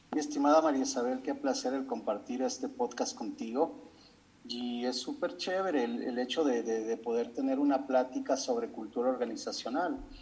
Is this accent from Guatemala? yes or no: no; Ecuador; en mi país, en Ecuador